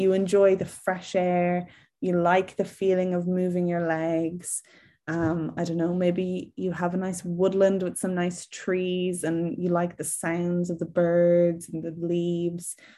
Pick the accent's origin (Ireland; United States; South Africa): Ireland; now in England, United Kingdom; I'm from Ireland, if you can't tell from my accent, um, but I'm currently living in England